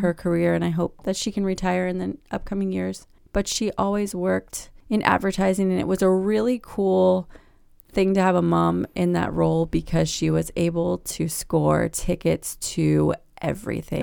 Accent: Virginia Beach, Virginia, United States; now in Richmond, United States; I grew up not far from here, about a hundred miles in Virginia Beach.

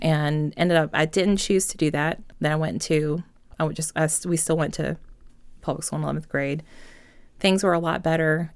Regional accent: Enon, Virginia, United States; I grew up in Enon, so it's like right outside of Chester, um, between like Chester and Hopewell, like right on the river.

